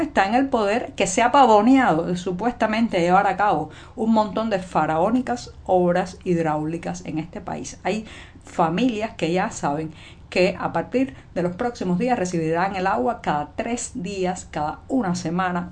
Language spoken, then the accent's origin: Spanish; Cuba; cubana, ciudadana, periodista